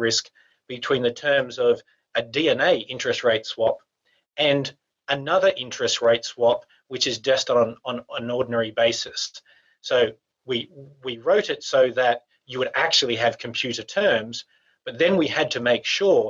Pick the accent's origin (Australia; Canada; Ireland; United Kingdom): Australia; we're from Australia